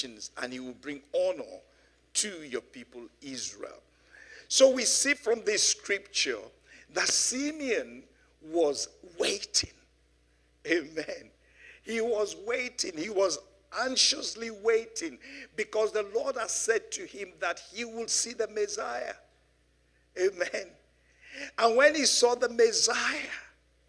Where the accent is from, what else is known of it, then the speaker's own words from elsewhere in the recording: Nigeria; now in London, United Kingdom; growing up in Nigeria some 60-something years ago